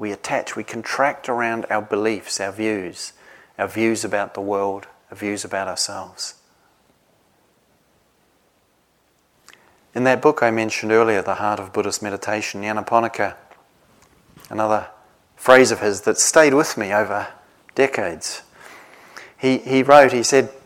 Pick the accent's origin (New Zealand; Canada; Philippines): New Zealand; now in England; I come from New Zealand, I don't live there anymore.